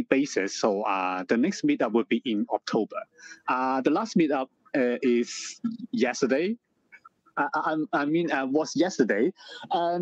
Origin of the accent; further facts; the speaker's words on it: Hong Kong; I stay in Hong Kong. I was born in Hong Kong. I still stay here.